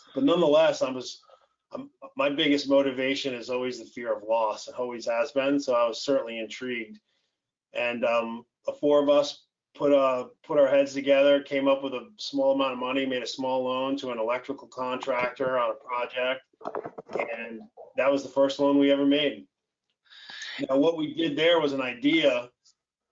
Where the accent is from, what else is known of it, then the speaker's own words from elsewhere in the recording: upstate New York, United States; moved away as an adult; now in Florida, United States; I'm from upstate New York, grew up in what I call normal